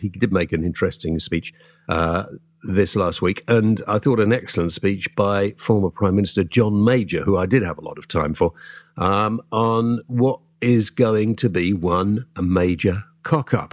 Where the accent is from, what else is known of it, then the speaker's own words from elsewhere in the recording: south Wales, United Kingdom; a Welshman myself, uh, but from the proper part of Wales in the south